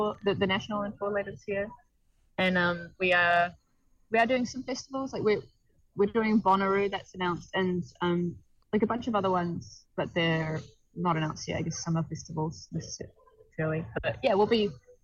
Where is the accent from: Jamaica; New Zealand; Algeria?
New Zealand; as a New Zealander